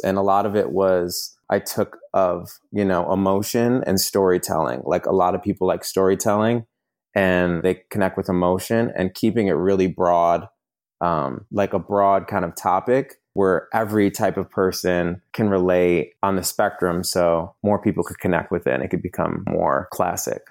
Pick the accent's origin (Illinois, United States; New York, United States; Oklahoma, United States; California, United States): New York, United States; moved away as an adult; now in Los Angeles, United States; living in Los Angeles, I'm originally from New York. I've been out here for about six or seven years